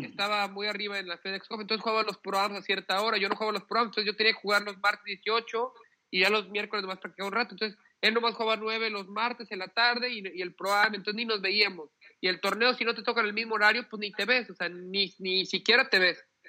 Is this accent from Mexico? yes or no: yes; Mexico; somos mexicanos